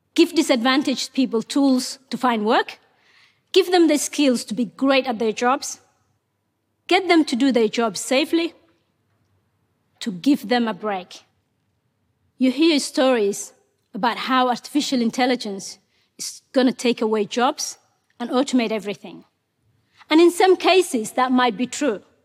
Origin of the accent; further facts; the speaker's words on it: Mogadishu, Banaadir, Somalia; English is a second language; moved away as an adult; also born or lived in Ethiopia / Kenya; now in Australia; Ethiopia forced us to move to Somalia's capital, Mogadishu.